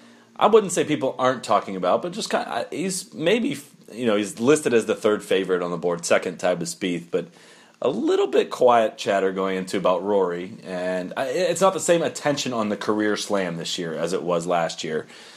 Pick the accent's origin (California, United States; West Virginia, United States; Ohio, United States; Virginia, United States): Ohio, United States; Memorial is my hometown tournament.